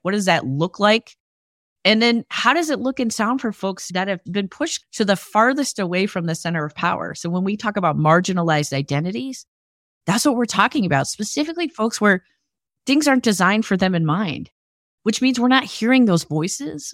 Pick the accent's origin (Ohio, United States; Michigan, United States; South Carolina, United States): Michigan, United States; Detroit; also born or lived in Ann Arbor, Michigan; I grew up mostly in the Midwest, just outside of Detroit, Michigan